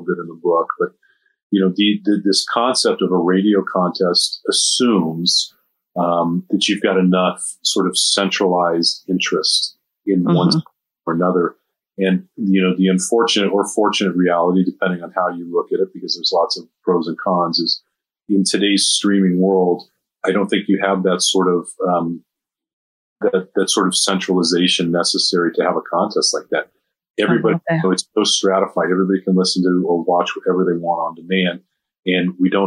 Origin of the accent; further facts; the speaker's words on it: Long Beach, California, United States; also born or lived in Midwest; I grew up in Long Beach, California